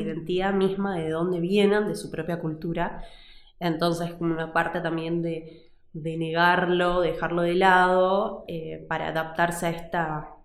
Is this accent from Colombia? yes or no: no; Tucumán, Argentina; moved away as an adult; now in Salta, Argentina; Y yo me crié en Tucumán